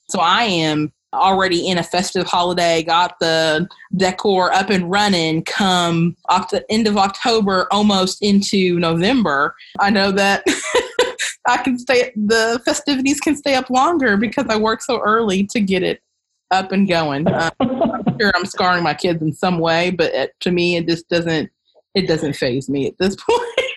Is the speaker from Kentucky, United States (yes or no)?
yes; Kentucky, United States; I am from Kentucky